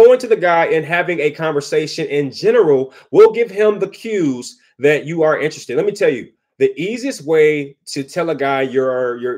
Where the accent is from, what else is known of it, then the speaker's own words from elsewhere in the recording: Detroit, Michigan, United States; I'm from Detroit